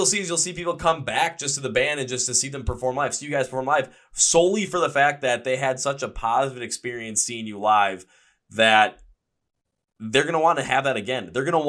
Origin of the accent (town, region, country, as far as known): Milwaukee, Wisconsin, United States